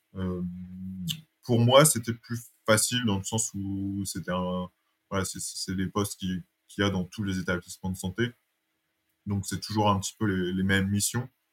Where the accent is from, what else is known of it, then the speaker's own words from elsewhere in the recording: Dunkirk, Hauts-de-France, France; moved away as an adult; also born or lived in Lille / Paris; now in Dunkirk, France; J'ai passé mon enfance à Dunkerque.